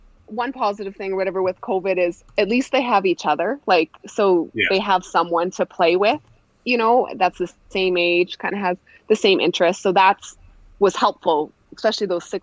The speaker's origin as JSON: {"language": "English", "town": "Prince Albert", "region": "Saskatchewan", "country": "Canada", "tie": "born or raised there", "said": "I grew up in Prince Albert, Saskatchewan, so just north of Saskatoon"}